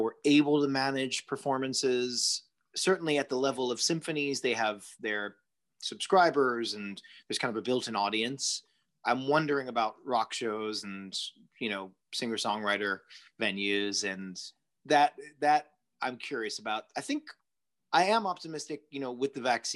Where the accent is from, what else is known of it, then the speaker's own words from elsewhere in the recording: Long Island, New York, United States; I grew up in New York adjacent, you know, 40 minutes from New York City in the suburbs of Long Island